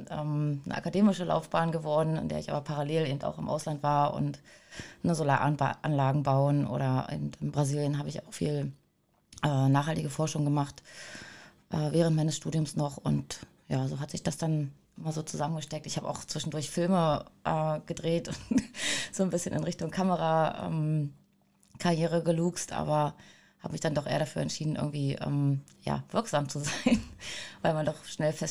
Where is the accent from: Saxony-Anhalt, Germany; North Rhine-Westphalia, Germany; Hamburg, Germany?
Saxony-Anhalt, Germany; Altmark, northern; ich komme aus dem Norden von Sachsen-Anhalt, aus der Altmark.